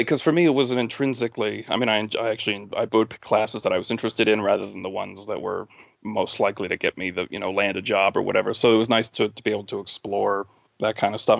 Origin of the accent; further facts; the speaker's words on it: New England, United States; moved away as an adult; also born or lived in New Mexico; I'm originally from New England, so I was coming back here